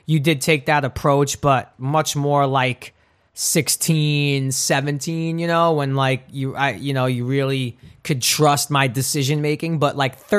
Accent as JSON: {"language": "English", "town": "New York City", "region": "New York", "country": "United States", "tie": "born or raised there", "said": "growing up in Brooklyn, which is sort of a rough and tough neighborhood if you're not street smart."}